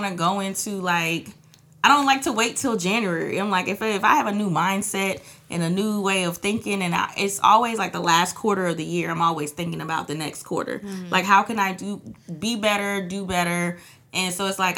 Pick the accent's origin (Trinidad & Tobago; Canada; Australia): Trinidad & Tobago; I'm from Trinidad